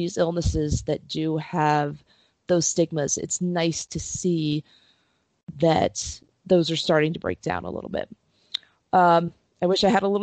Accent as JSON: {"language": "English", "town": "Princeton", "region": "New Jersey", "country": "United States", "tie": "born or raised there", "said": "I grew up in Princeton."}